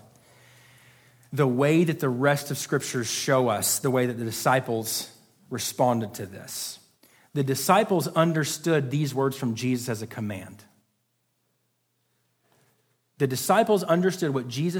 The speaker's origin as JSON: {"language": "English", "country": "United States", "said": "as American people in 2022"}